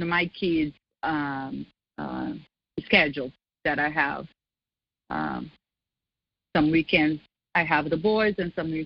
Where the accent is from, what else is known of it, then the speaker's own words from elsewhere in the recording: Brazil; also born or lived in Scottsdale; now in United States; I was back to my country to see my family